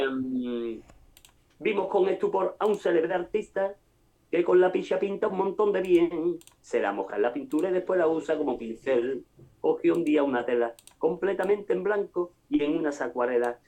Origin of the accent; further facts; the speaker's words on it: Cádiz, Andalusia, Spain; somos arraigados a Cádiz, por eso somos de Cádiz